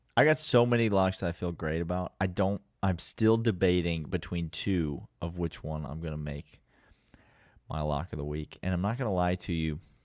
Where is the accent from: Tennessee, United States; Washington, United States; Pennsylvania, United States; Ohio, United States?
Tennessee, United States; Nashville; our Vanderbilt Commodores, my hometown team